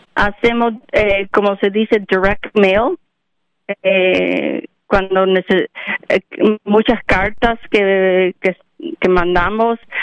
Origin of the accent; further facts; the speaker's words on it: Cuba; mujeres como mí, cubanas, eh, cubana, hispanic